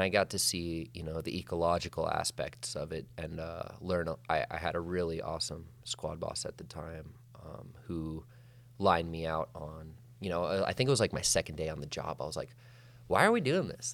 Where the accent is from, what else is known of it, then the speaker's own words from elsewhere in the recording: Whitefish, Montana, United States; I grew up in Whitefish, Montana, Flathead Valley, uh, Northwest